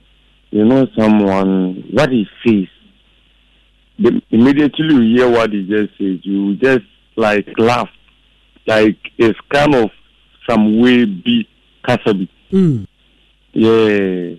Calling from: Emena, Ashanti, Ghana; from Emena.

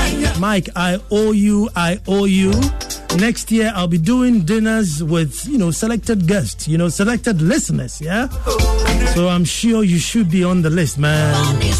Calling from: Dansoman, Greater Accra, Ghana; Hi, I'm tuned in from Dansoman

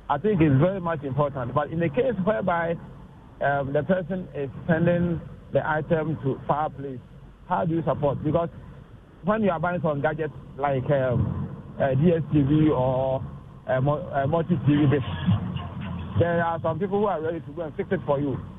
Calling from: Chesapeake, Virginia, United States; I'm calling from Chesapeake.

